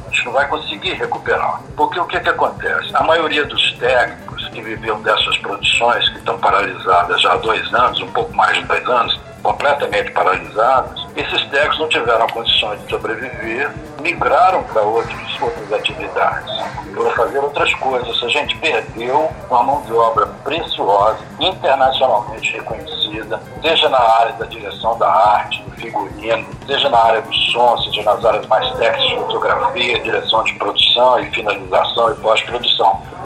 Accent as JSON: {"language": "Portuguese", "town": "Montes Claros", "region": "Minas Gerais", "country": "Brazil", "tie": "born or raised there", "moved": "yes", "said": "a nossa cidade, foi Montes Claros"}